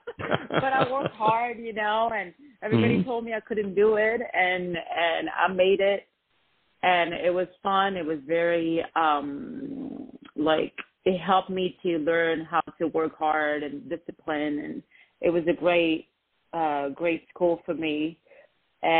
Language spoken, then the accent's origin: English; France; moved away as an adult; also born or lived in Lebanon; now in Los Angeles, United States; most of my life I was in France. I moved from Lebanon when I was 3.